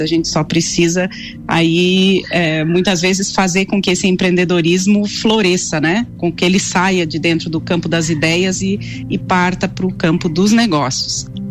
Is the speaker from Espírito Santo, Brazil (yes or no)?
no; São Miguel do Oeste, Santa Catarina, Brazil; moved away as an adult; now in Lages, Brazil; Sou natural de São Miguel do Oeste, mas moro aqui em Lages há 20 anos, então eu já sou lagiana